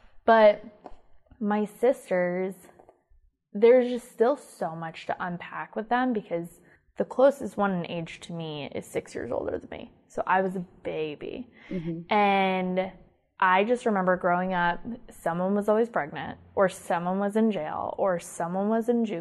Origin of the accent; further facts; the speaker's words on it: Iowa, United States; I grew up in Iowa, grew up in a very poor town.